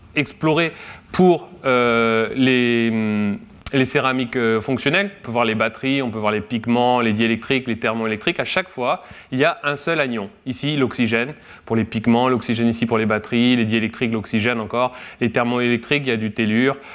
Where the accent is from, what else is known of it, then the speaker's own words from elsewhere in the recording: Guingamp, Brittany, France; moved away as an adult; also born or lived in Rennes; now in Kyoto, Japan; je viens de Guingamp, dans les Côtes d'Armor